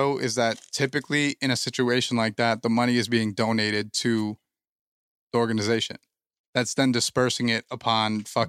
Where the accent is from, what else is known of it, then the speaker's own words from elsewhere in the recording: East Coast, United States; Like we're from the East Coast.